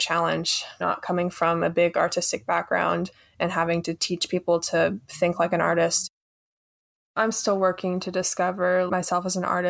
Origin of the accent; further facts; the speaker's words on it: Harkers Island, North Carolina, United States; I'm from Harkers Island, North Carolina.